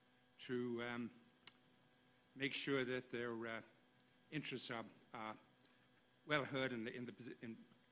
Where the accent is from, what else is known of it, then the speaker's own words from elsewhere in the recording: Ireland; now in Australia; I come initially from Ireland, which of course is a very small country.